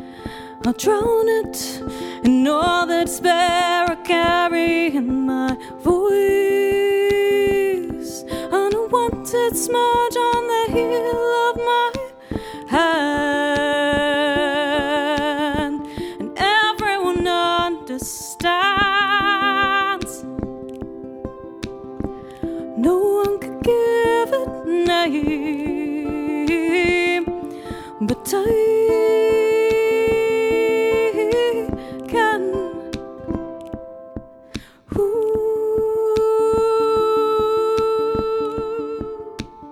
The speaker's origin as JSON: {"language": "English", "town": "Birmingham", "region": "West Midlands", "country": "United Kingdom", "said": "I'm from Birmingham"}